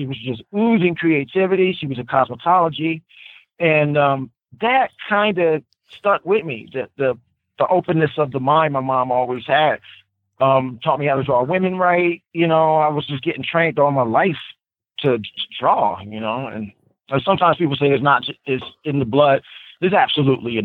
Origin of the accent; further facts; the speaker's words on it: Trenton, New Jersey, United States; I come from Trenton, New Jersey. It's not a lot of places you can get art supplies and shit.